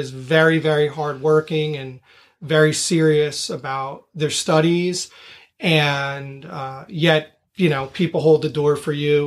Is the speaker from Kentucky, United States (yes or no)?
no; Toms River, New Jersey, United States; I grew up in Toms River, not very far from the Seaside Heights Bridge